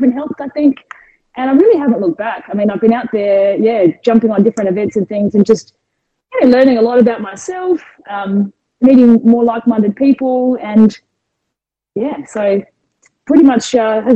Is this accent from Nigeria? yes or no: no; Adelaide, South Australia, Australia; moved away as an adult; also born or lived in Arizona / United Kingdom; now in Melbourne, Australia; born and raised in Adelaide